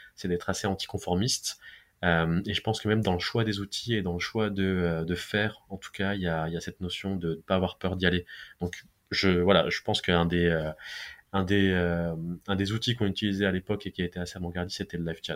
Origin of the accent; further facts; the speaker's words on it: Besançon, Bourgogne-Franche-Comté, France; now in Paris, France; je suis originaire de la ville de Besançon